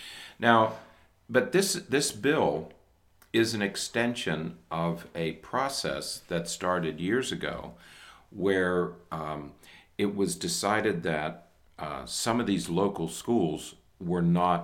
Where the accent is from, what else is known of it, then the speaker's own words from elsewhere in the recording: Pennsylvania, United States; now in Florida, United States; the place where I grew up in Pennsylvania